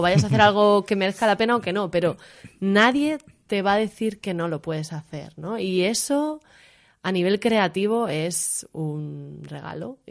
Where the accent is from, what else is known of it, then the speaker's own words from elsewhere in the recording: Madrid, Community of Madrid, Spain; moved away as an adult; now in Berlin, Germany; yo soy de Madrid